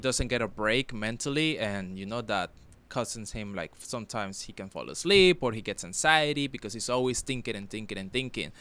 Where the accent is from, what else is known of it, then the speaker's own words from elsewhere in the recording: Palmira, Valle del Cauca, Colombia; moved away; my hometown is co-, is called Palmira